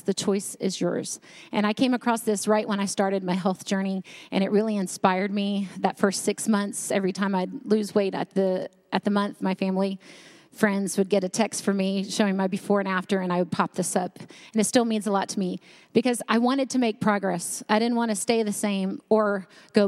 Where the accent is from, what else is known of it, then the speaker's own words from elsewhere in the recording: North Carolina, United States; I grew up in North Carolina